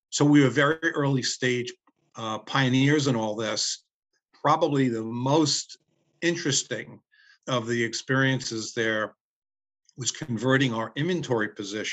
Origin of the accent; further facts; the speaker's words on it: New York City, New York, United States; Growing up in Brooklyn